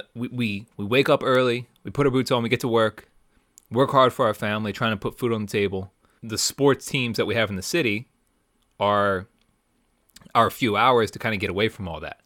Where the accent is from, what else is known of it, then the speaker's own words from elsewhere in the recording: Philadelphia, Pennsylvania, United States; we're from Philly